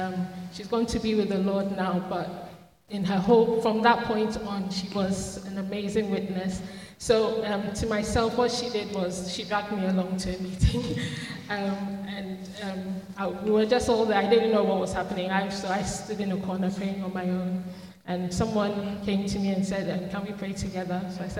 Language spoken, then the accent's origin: English; Ghana; Similar to Edom, I grew up in the Methodist Church in Ghana, also very conservative, tongue speaking, but it wasn't something that happened in my local church.